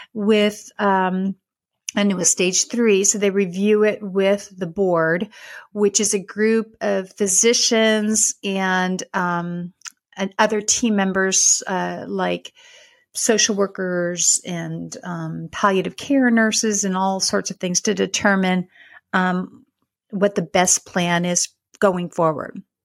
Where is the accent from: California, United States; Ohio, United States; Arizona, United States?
California, United States; Dixon; moved away as an adult; now in Texas, United States; I was from Northern California, lived in this very small town called Dixon